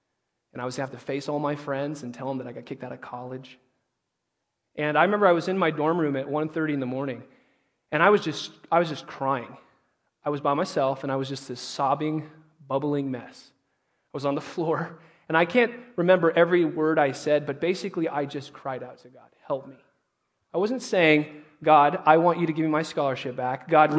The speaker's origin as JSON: {"language": "English", "town": "Indio", "region": "California", "country": "United States", "tie": "born or raised there", "said": "I grew up in Indio, California, which is about 65 minutes east on your way down to Blythe or Havasu, you know, depending on where you want to go. I grew up in a culturally Catholic home."}